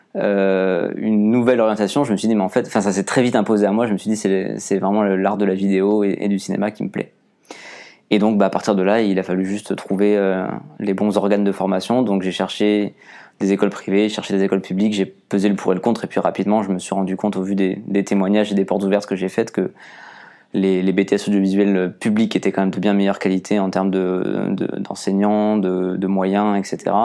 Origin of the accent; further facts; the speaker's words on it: Agde, Occitania, France; moved away as an adult; also born or lived in Chambéry / Toulouse; la ville euh, d'où je viens, de Agde